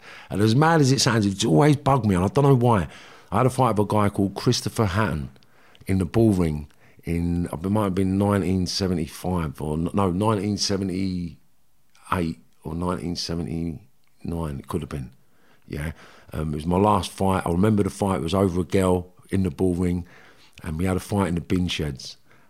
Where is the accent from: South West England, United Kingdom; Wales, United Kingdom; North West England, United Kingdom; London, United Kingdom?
North West England, United Kingdom; Liverpool; Yeah. Well, it started in Liverpool. I was born in Fazakerley Hospital, 1972.